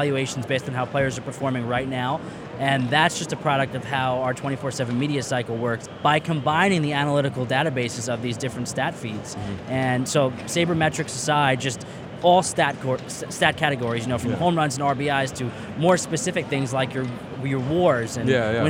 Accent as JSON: {"language": "English", "town": "Long Island", "region": "New York", "country": "United States", "said": "I'm from Long Island, so you know, the fact that Jim Brown and Dr. J are here, Long Island natives like myself, that meant something to me."}